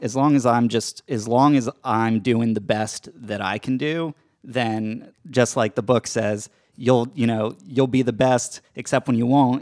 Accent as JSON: {"language": "English", "region": "Georgia", "country": "United States", "tie": "born or raised there", "also_born_or_lived": "Brooklyn, New York City", "moved": "as an adult", "said": "I grew up in Georgia, spent my, all my life here"}